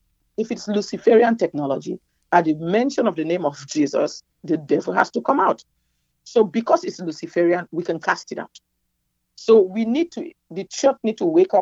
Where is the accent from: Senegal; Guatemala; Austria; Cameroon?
Cameroon; moved away as an adult; also born or lived in Nigeria / New York, United States; now in United States; My country, my home country, Cameroon, my birth country, Cameroon